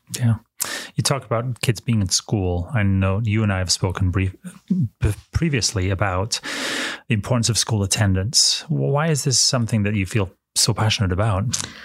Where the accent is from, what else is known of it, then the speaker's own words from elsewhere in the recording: United Kingdom; now in United States; I'm an immigrant from the United Kingdom.